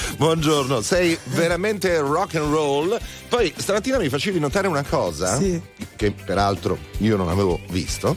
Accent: Milan, Lombardy, Italy; da cittadino milanese

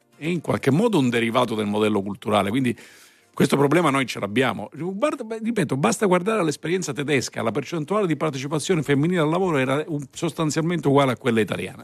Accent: Palermo, Sicily, Italy; io sono palermitano, sono cresciuto a Palermo anche se è nato altrove.

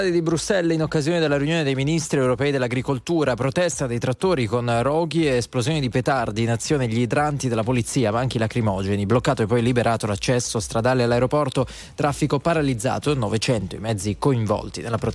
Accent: Milan, Lombardy, Italy; Yeah, no, sono di Milano.

